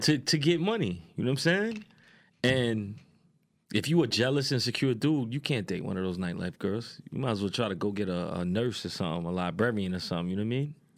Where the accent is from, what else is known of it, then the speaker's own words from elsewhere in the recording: New York City, New York, United States; I'm from Queens